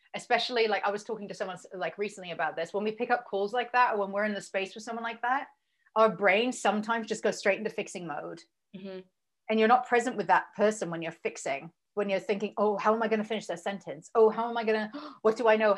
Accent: England, United Kingdom; moved away as an adult; also born or lived in Berlin, Germany; I'm English

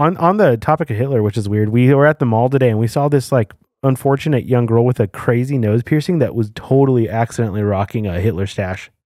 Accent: New Mexico, United States; I feel like growing up in New Mexico

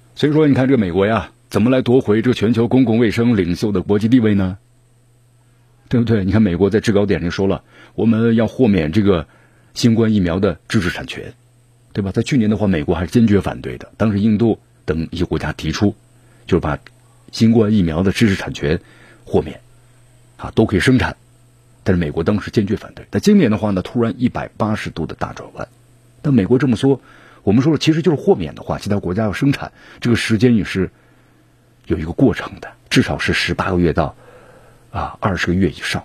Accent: China; 我们中国人是聪明的，是强大的

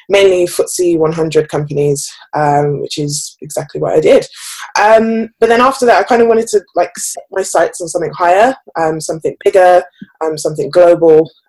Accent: Birmingham, West Midlands, United Kingdom; moved away as an adult; now in London, United Kingdom; I am 26 years old. Um, I'm actually originally from Birmingham, although I've lost the accent. It's no longer there. Um, and I moved to London around about six years ago.

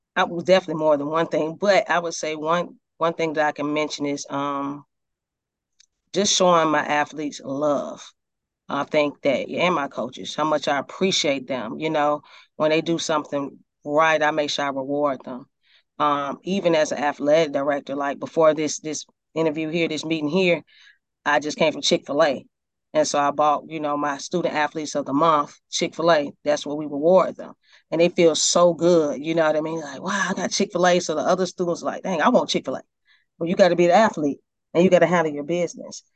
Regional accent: Decatur, Georgia, United States; also born or lived in Atlanta / Stone Mountain; I was born in Atlanta. I was raised in Decatur and Stone Mountain area in the suburbs of, of Atlanta.

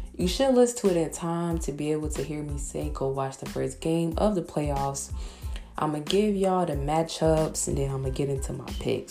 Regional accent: Chicago, Illinois, United States; I'm from Chicago

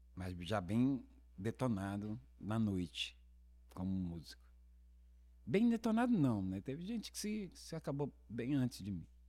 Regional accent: Brasília, Federal District, Brazil; also born or lived in Rio de Janeiro; eu sou carioca, criado em Brasília

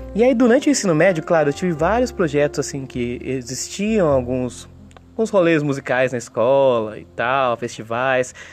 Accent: Limeira, São Paulo, Brazil; moved away as an adult; also born or lived in São Carlos / Brasília; Minha história musical aqui em Limeira, na minha cidade natal

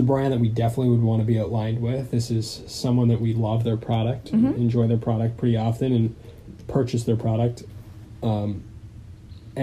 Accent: Southern California, United States; moved away; I grew up in Southern California

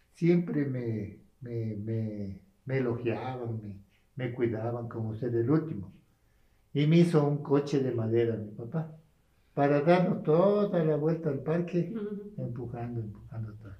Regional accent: La Vicentina, Pichincha, Ecuador; Yo prácticamente nací aquí en la Vicentina

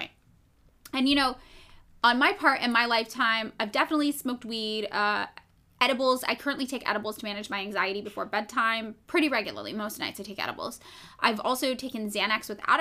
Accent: Fresno, California, United States; the town I grew up in Fresno

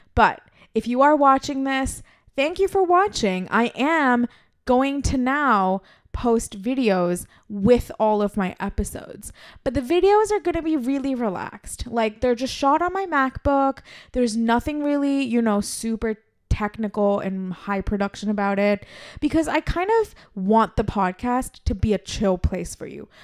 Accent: India; as Indian women

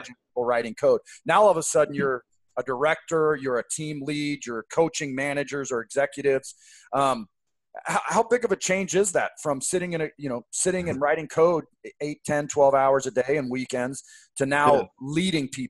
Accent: outside Seattle, Washington, United States; I grew up right outside Seattle

